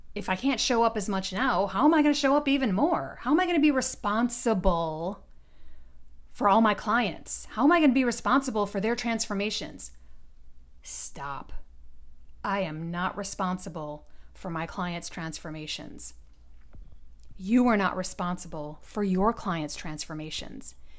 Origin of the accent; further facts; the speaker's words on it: Detroit, Michigan, United States; growing up in Detroit, my childhood was uneventful